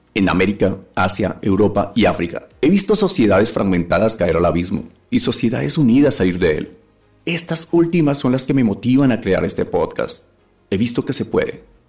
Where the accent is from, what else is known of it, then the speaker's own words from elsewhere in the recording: Colombia; moved away; soy un colombiano como tú, cansado de la situación que vemos a diario en nuestro país